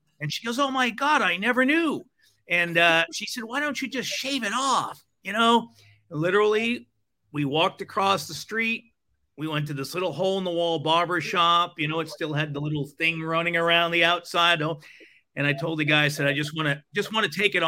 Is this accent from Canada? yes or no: no; Rhode Island, United States; moved away; also born or lived in Fort Lauderdale, Florida / Alaska; I grew up in Rhode Island